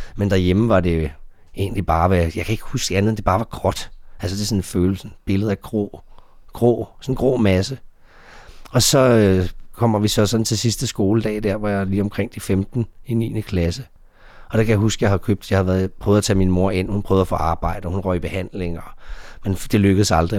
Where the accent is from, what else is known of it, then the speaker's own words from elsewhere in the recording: Denmark; also born or lived in Dallas; jeg var fra Danmark